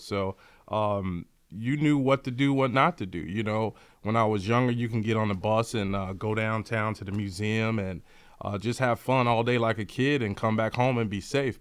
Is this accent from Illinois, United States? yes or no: yes; Chicago, Illinois, United States; Born and raised in Chicago, south side of Chicago.